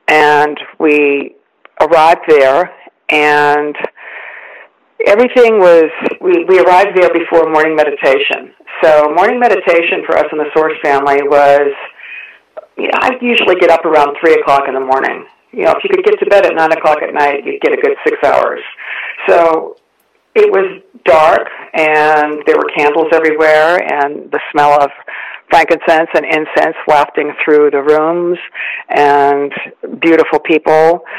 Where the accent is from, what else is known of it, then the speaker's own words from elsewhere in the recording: Ohio, United States; moved away as an adult; also born or lived in San Francisco, California; Well, I grew up in Ohio, and I came to California after I finished my undergraduate studies in Ohio, and I was living in San Francisco, the San Francisco area.